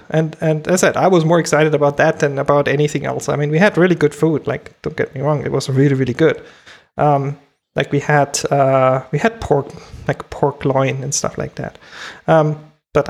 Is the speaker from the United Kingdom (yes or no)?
no; Germany; as a kid, I grew up in Germany